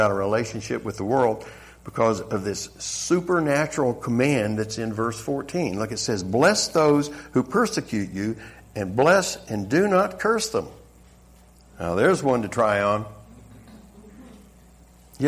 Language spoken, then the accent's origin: English; the South, United States; accent: Southern; moved away; I'm originally from the South. I know you couldn't tell by the accent. But that Southern hospitality